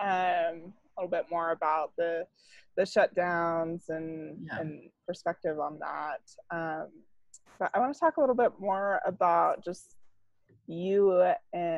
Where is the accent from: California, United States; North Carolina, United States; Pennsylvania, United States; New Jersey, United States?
California, United States; also born or lived in Austin, Texas; my hometown in California